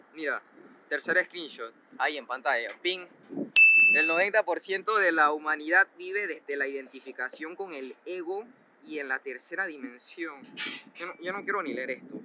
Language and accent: Spanish; Panama; somos todos los panameños